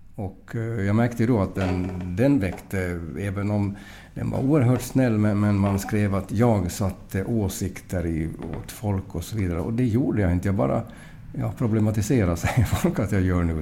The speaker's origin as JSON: {"language": "Swedish", "town": "Mariehamn", "country": "Åland Islands", "said": "jag är från Mariehamn"}